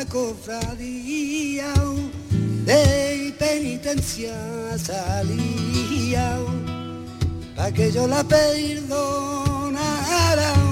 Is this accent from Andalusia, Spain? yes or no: yes; Jerez de la Frontera, Andalusia, Spain; Para mí es un placer estar en el festival de Jerez también, porque es mi tierra.